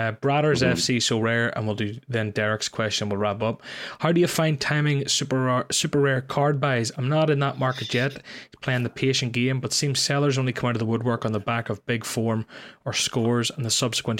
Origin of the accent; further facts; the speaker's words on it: Ireland; I'm Irish